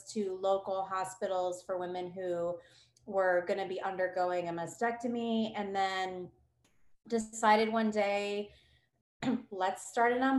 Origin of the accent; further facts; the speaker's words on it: Ohio, United States; now in New Braunfels, United States; I'm from Ohio originally. I do live in New Braunfels, Texas now.